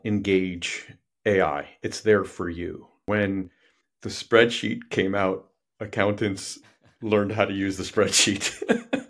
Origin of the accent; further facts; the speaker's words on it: New York City, New York, United States; I grew up in New York City